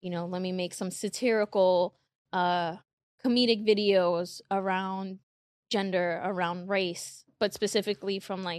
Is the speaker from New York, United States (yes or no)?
yes; Queens, New York, United States; Yeah, I mean, like you said, I'm from Queens.